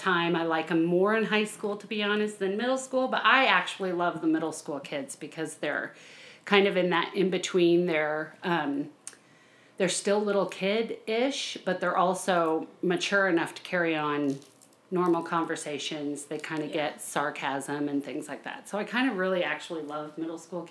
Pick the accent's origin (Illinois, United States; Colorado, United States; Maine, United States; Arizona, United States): Colorado, United States; moved away as an adult; also born or lived in Missouri; I grew up in Colorado